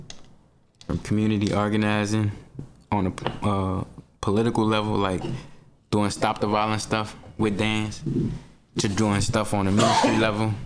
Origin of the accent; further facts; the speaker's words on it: New Orleans, Louisiana, United States; Born and raised in New Orleans, Louisiana